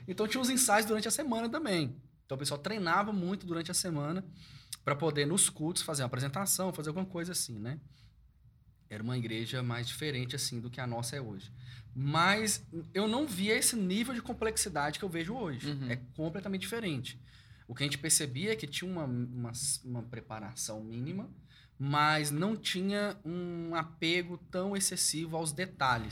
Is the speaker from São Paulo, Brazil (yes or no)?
no; Montes Claros, Minas Gerais, Brazil; moved away; eu também era do interior, né, Montes Claros